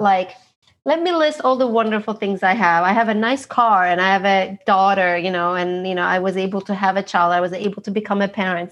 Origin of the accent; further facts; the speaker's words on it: Istanbul, Turkey; now in Los Angeles, United States; I am originally from Istanbul, Turkey